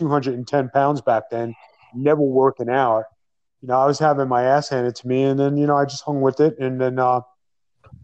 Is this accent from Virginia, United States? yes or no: no; New York City, New York, United States; Bensonhurst, those are the original stomping grounds of the BIGV, 20th Avenue